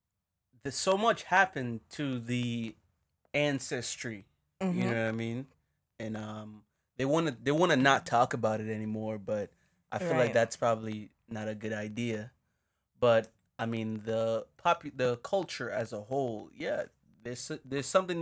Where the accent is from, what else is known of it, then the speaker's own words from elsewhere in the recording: Jamaica; now in United States; Because we're Jamaican. We're still black, but we're Jamaican. I'd like to say we somehow got radicalized by what we witnessed being here and living American lives.